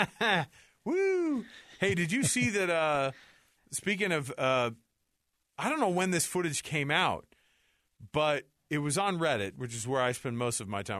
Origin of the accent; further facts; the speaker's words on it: Utah, United States; we're from Utah